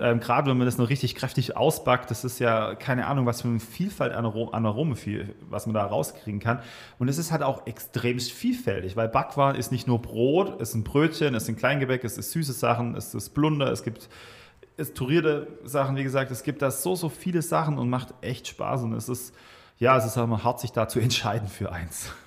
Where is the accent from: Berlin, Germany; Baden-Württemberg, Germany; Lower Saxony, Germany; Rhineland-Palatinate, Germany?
Baden-Württemberg, Germany; Swabia, south of Stuttgart; moved away as an adult; now in Weinheim, Germany; komme gebürtig aus dem Schwabenland, so im, ich sag mal, Großraum Stuttgarter Süden. Kirchheim-Tech ist so ist ein ganz, ganz kleinen Tal. Ähm, bin sehr ländlich aufgewachsen